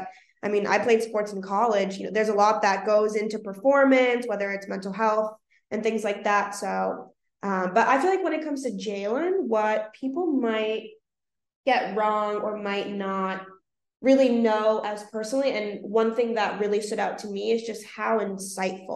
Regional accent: Boston, Massachusetts, United States; I'm from Boston, born and raised, I'm from Dorchester specifically

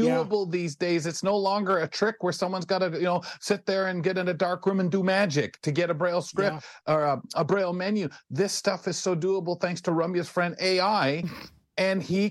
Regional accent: London, Ontario, Canada; I'm 2 hours from Detroit, and a lot of London, Ontario's influence has been Detroit since I was a little boy

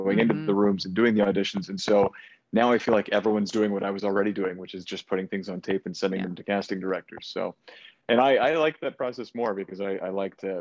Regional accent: Edmonton, Alberta, Canada; my hometown of Edmonton

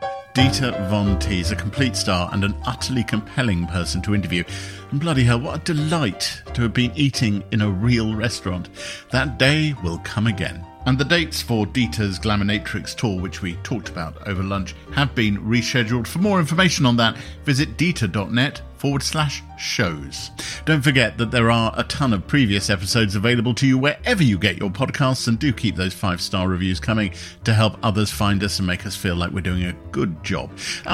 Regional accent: United Kingdom; I'm a British man who doesn't like beer.

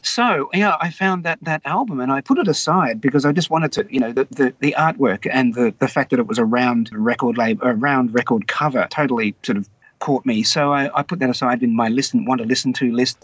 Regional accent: Wagga Wagga, New South Wales, Australia; I grew up in Wagga Wagga, and my family were not really from Wagga. They were all from Sydney.

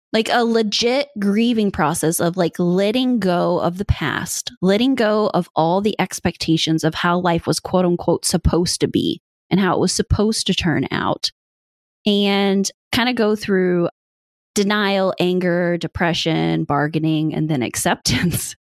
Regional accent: Midwest, United States; now in Indiana, United States; I grew up in the Midwest. I am a good old farm girl.

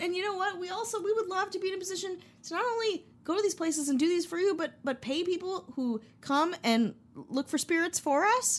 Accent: Wisconsin, United States; I'm from Wisconsin

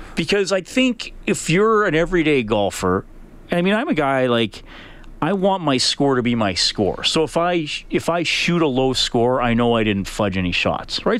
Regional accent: Evansburg, Alberta, Canada; I was a kid growing up in Evansburg

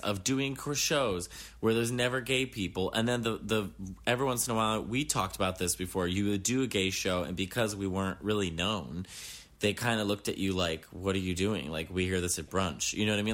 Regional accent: New York City, New York, United States; being a New Yorker

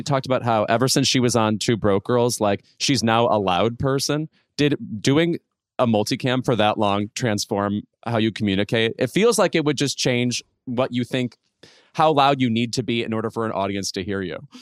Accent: Chicago suburb, Illinois, United States; moved away; I'm in my hometown right now

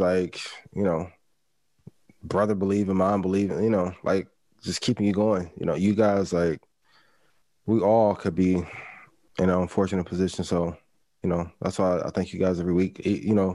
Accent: United States; also born or lived in East Chicago, Indiana / Gary, Indiana / Chicago, Illinois; I grew up in East Chicago, Gary, South Side of Chicago

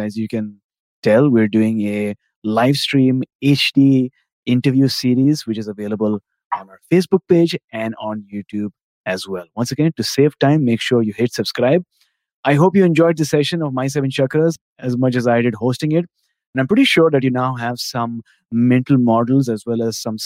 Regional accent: India; now in Canada; I'm from India

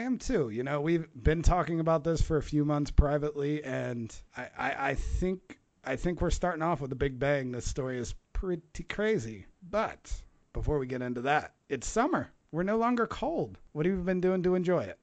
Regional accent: Lafayette, Indiana, United States; I'm from Indiana. I'm from Lafayette. 30 years, mostly spent

